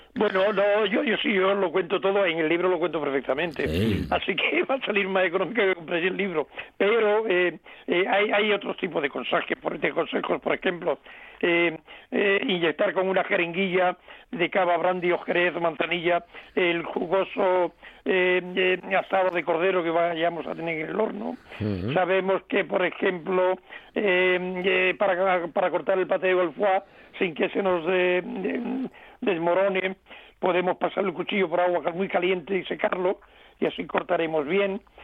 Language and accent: Spanish; Cádiz province, Andalusia, Spain; un eh, querido pueblo gaditano de mi tierra, que se llama Jimena de la Frontera